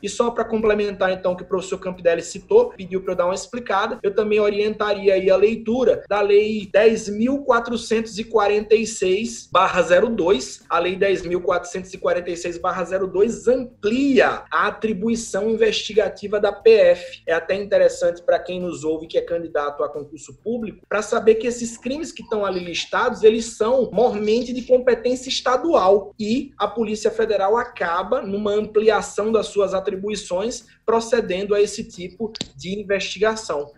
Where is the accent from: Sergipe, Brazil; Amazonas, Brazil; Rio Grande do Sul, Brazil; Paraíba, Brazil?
Sergipe, Brazil; Aracaju; eu sou natural daqui de Aracaju, Sergipe